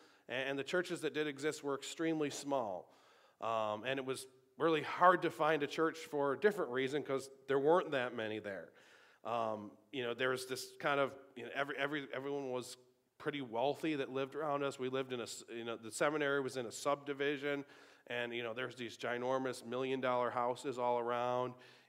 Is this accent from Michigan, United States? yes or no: no; Sanborn, New York, United States; also born or lived in Tonawanda, New York / North Tonawanda, New York; Even within Buffalo, I grew up in Sanborn, and then after I was married, we had a house in the town of Tonawanda, almost to Main Street, and then we lived here in the Parsonage, and now we live in Sanborn again.